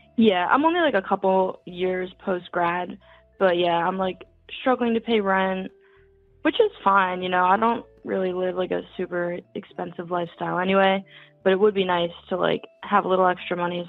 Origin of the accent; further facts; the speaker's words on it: New York, United States; now in Philadelphia, United States; I grew up in New York